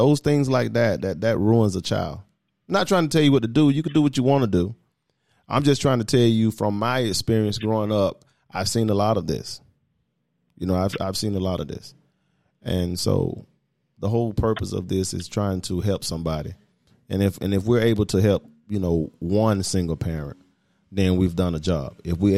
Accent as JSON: {"language": "English", "region": "the South", "country": "United States", "said": "And again, I come from the South. So I didn't see a lot of this, not in Atlanta, but now I'm seeing a lot of it."}